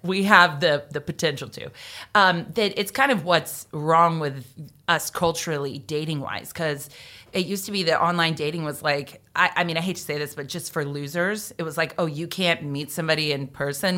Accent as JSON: {"language": "English", "town": "Jacksonville", "region": "Florida", "country": "United States", "tie": "born or raised there", "said": "I grew up in Jacksonville with U N F"}